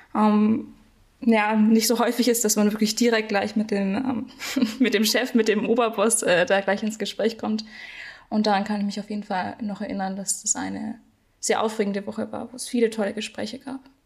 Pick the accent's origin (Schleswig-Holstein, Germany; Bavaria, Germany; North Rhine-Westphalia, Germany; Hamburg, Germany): Bavaria, Germany; Nuremberg; ich komme aus Nürnberg